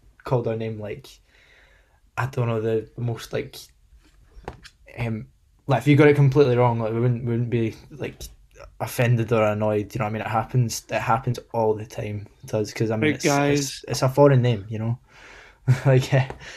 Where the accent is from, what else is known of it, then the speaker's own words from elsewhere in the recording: Livingston, Scotland, United Kingdom; We're all from Livingston, West Lothian